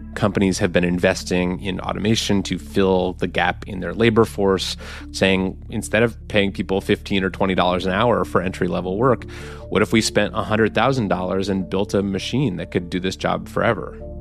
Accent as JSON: {"language": "English", "town": "Birmingham", "region": "Alabama", "country": "United States", "tie": "born or raised there", "said": "I grew up in Birmingham"}